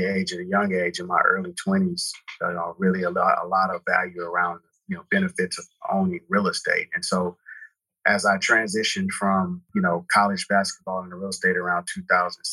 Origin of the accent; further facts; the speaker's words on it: Houston, Texas, United States; also born or lived in Katy, Texas; I grew up in Texas, in Houston. That's where I was born and raised